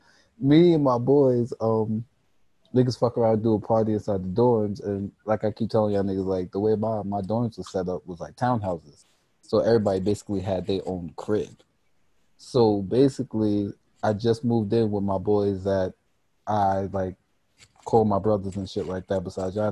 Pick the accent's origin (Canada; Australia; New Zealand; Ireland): Canada; I'm Canadian. Right, so you're right. I'm foreign.